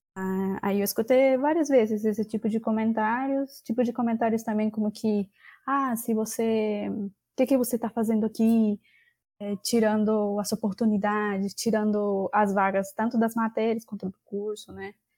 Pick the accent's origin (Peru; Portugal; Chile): Peru; Portuguese is a second language; moved away as an adult; now in Catalão, Brazil; eu sou peruana